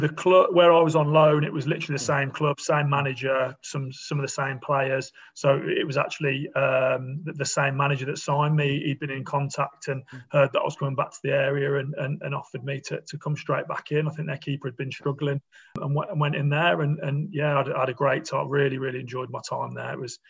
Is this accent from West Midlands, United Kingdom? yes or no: yes; Bromsgrove, West Midlands, United Kingdom; I grew up in Bromsgrove.